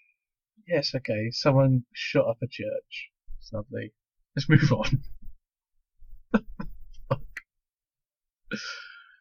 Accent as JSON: {"language": "English", "area": "Essex", "region": "East of England", "country": "United Kingdom", "said": "I'm from Essex in the UK"}